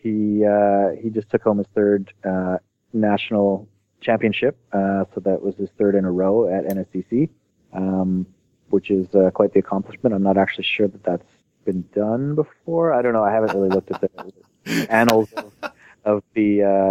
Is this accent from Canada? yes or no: yes; Canada; I'm just a Canadian that likes to shoot guns